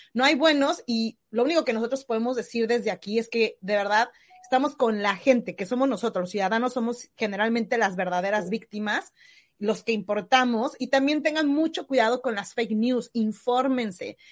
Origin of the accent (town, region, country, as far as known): Mexico; now in New Zealand